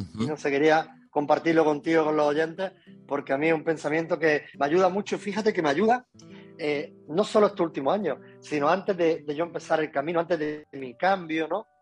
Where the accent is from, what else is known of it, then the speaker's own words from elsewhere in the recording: home village in Málaga province, Andalusia, Spain; moved away; yo vivía en Málaga, yo vivía en mi pueblo natal, eh, en Guatrotájar